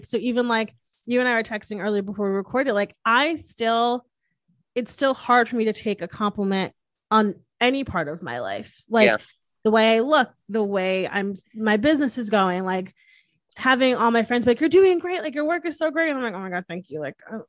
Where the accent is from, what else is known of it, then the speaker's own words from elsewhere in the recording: Northeast, United States; I'm from the Northeast. I talk with my hands, obviously.